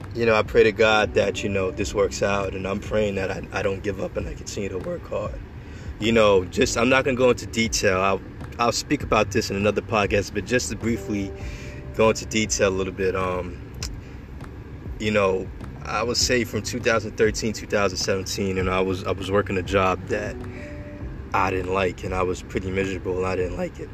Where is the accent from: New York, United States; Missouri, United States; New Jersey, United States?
New York, United States; Long Island; born and raised in Edel, Long Island